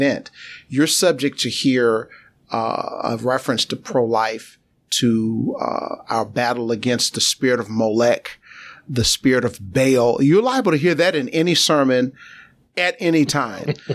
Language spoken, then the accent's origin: English; New York City, New York, United States; I'm a native New Yorker. I was born in Brooklyn, New York, East New York, the community within Brooklyn.